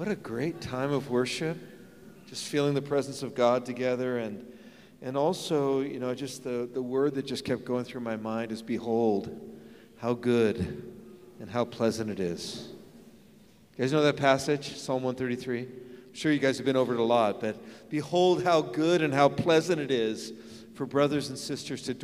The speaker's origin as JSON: {"language": "English", "town": "San Francisco", "region": "California", "country": "United States", "tie": "born or raised there", "said": "I grew up in San Francisco"}